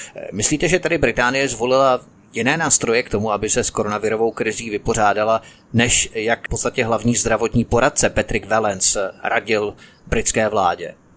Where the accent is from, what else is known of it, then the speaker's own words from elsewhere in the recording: Czechia; Jsme jako Češi schopní od ideologizovaného výkladu naší národní minulosti?